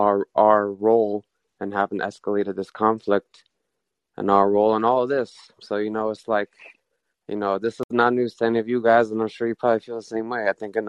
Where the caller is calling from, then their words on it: United States; I'm calling from the United States of America.